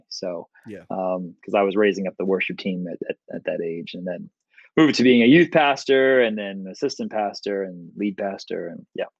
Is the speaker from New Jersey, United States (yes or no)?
yes; West Orange, New Jersey, United States; Yep, West Orange, New Jersey, and then moved to not that it's going to matter to most people, but we moved to Bridgewater, and I've been living in Bridgewater ever since.